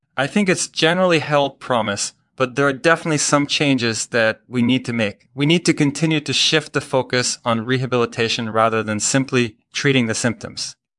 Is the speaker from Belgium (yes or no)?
yes; Belgium; moved away as an adult; also born or lived in Maryland, United States; now in Montreal, Canada; I grew up in Belgium